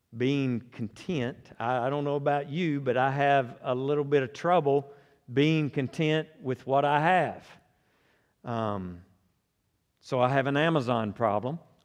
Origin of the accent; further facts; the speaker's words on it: Conway, Arkansas, United States; I was born and raised in Conway